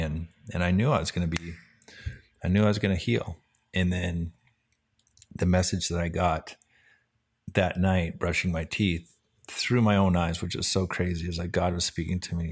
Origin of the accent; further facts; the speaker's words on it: Vancouver, British Columbia, Canada; the Vancouver Canucks, which is cool 'cause that was my hometown